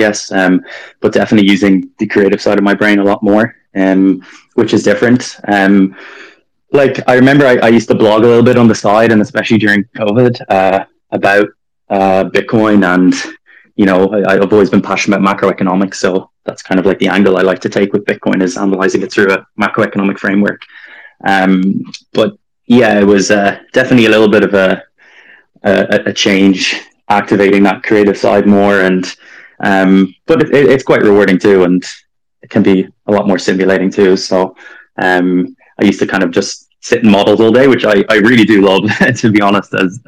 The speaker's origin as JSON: {"language": "English", "town": "Dublin", "region": "Leinster", "country": "Ireland", "tie": "born or raised there", "moved": "as an adult", "said": "I grew up in Dublin"}